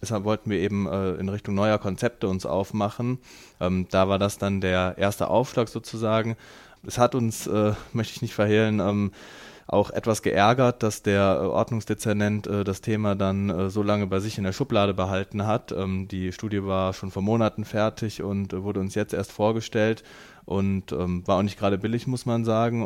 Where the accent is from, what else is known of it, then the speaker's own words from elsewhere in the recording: Rheydt, North Rhine-Westphalia, Germany; ich bin in Reit äh, groß geworden